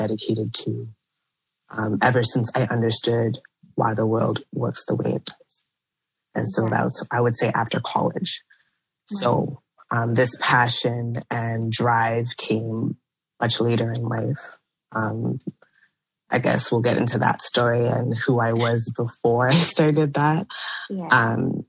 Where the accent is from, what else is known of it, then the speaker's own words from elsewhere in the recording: Mississauga, Ontario, Canada; I was born and raised in Toronto, actually Mississauga, which is a city in Ontario, Canada